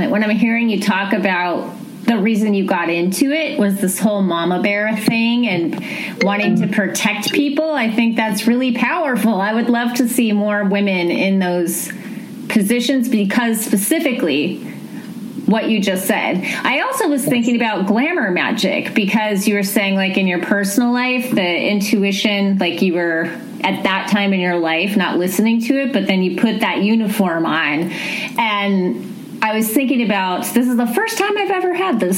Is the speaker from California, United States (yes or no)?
yes; Bakersfield, California, United States; born or raised there